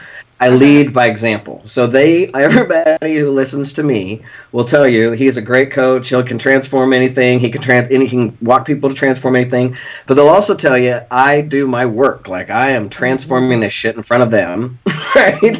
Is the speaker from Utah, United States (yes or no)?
no; Lawrence, Kansas, United States; "Where are you from?" And I said, "Lawrence, Kansas."